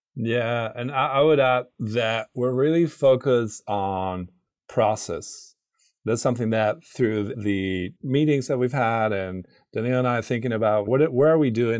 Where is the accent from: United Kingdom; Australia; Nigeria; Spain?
Spain; Granada, Andalusia; moved away as an adult; now in St. Louis, United States; I'm not from St. Louis. I'm originally from Granada, it's a city in the south of Spain